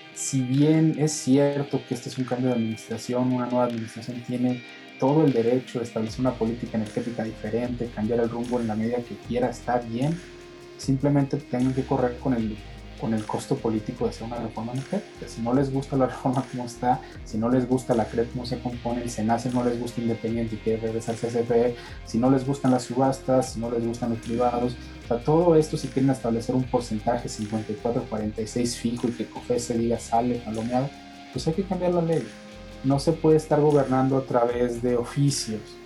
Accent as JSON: {"language": "Spanish", "country": "Mexico", "said": "como mexicanos"}